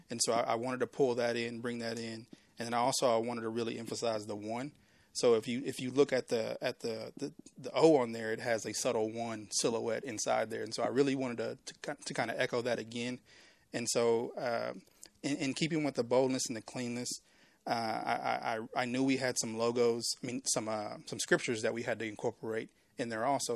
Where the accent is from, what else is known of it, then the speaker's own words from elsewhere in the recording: Waco, Texas, United States; I'm born and raised in Waco. I mean, I, I was in Waco Public Schools